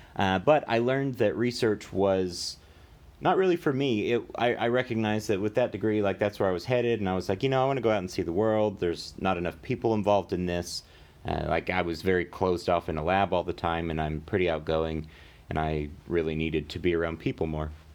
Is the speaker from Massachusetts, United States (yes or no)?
no; Amarillo, Texas, United States; also born or lived in Louisiana; now in Dallas, United States; born in Louisiana, but when we were f, or when I was four, we moved to Amarillo, and I grew up in Amarillo for pretty much all my life